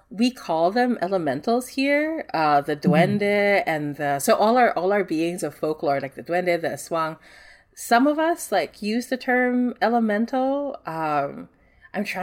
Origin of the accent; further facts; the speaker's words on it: Singapore; so I grew up in Singapore and like our horror stories in Singapore.